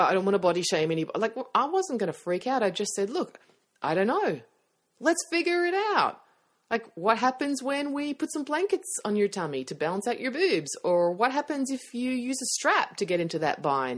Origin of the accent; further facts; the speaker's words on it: Australia; accent: Australian; my Australian accent